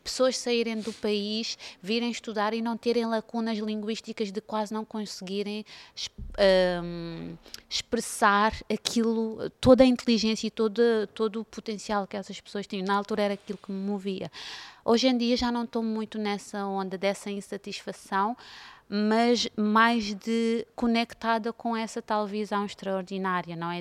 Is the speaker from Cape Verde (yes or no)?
yes; Cape Verde; now in Portugal; eu venho de Cabo Verde